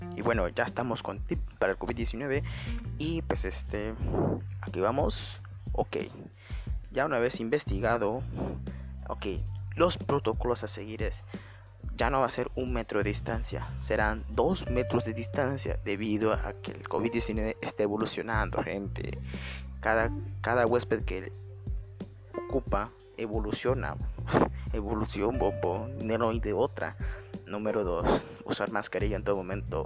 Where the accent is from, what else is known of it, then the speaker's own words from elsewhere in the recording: Mexico; somos mexicanos